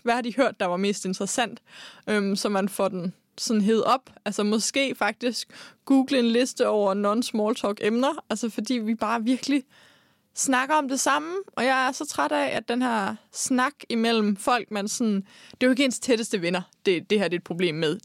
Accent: Denmark; Nu kommer jeg jo fra Jylland

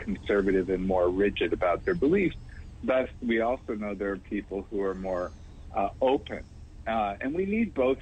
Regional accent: California, United States; also born or lived in Houston, Texas; I was raised out here in California

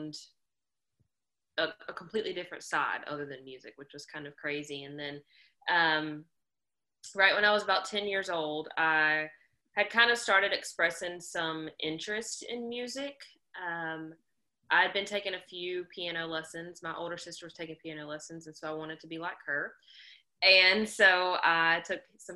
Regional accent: Harnett County, North Carolina, United States; growing up in Harnett County is, you know, a luxurious life in all of its glory

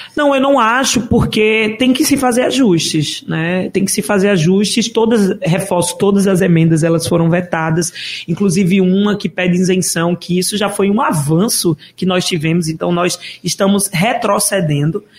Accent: Caruaru, Pernambuco, Brazil; moved away as an adult; also born or lived in Recife; Eu sou de Caruaru, nascida e criada

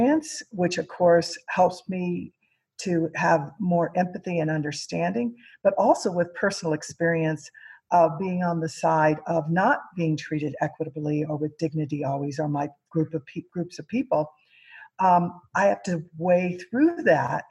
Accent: Missouri, United States; I grew up in Missouri, and I'm Mexican American and Native American Aztec is my tribe

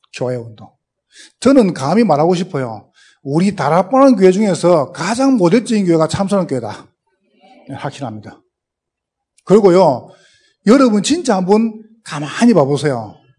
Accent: Gyeongsang, South Korea; accent: Gyeongsang dialect; 저는 경상도 사람인데, 어, 지금도 사투리를 못 고치겠어요

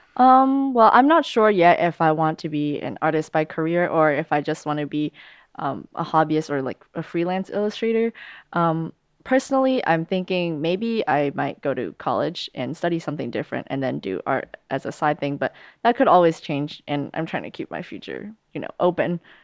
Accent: United States; I was born here, so I'm of American nationality

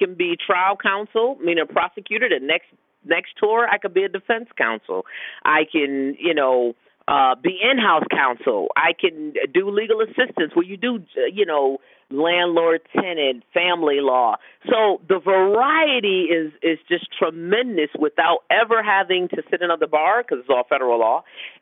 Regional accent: Connecticut, United States; moved away as an adult; also born or lived in Yokosuka, Japan; now in Washington, D.C., United States; as a little girl, growing up in Connecticut

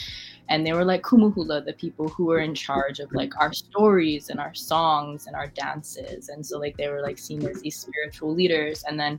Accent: Hawaii, United States; because, like, I am indigenous from Hawaii, and, like, I am living here in ancestral homelands that are not my own

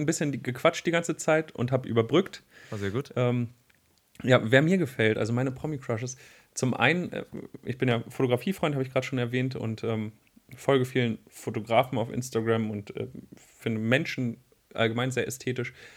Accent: Wolfsburg, Lower Saxony, Germany; now in Braunschweig, Germany; ich komme ja aus Wolfsburg

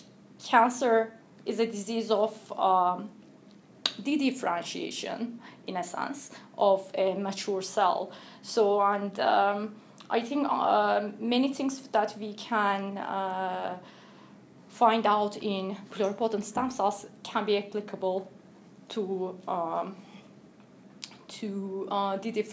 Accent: Turkey; moved away as an adult; also born or lived in United States; now in Cambridge, United Kingdom; I'm originally from Turkey

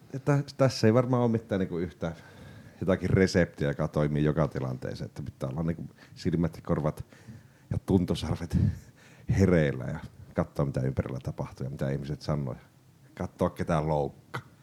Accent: Lapland, Finland; me ollaan Lapista kotoisin

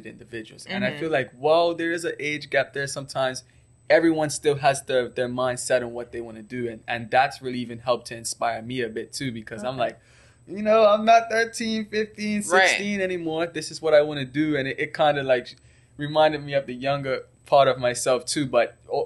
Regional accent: Bermuda; also born or lived in Canada; I'm from Bermuda

